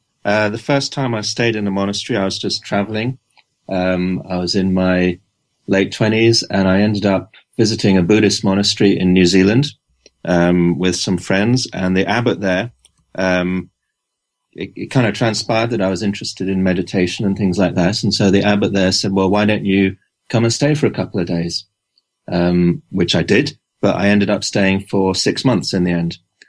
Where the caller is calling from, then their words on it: Newcastle, North East England, United Kingdom; I'm in Newcastle in England.